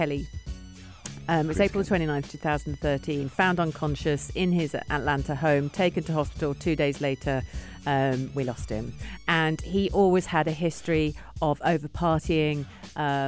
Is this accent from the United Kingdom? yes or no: yes; England, United Kingdom; I'm English